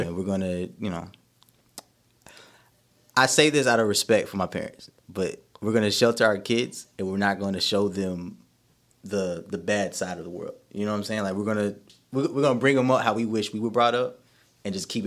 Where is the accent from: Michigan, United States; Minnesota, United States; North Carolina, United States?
North Carolina, United States; Durham; So I, I was born and raised in Durham, North Carolina.